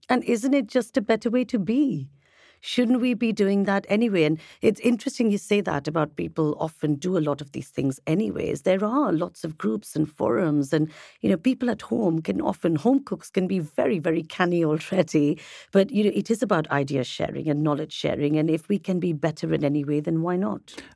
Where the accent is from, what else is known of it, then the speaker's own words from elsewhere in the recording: India; being Indian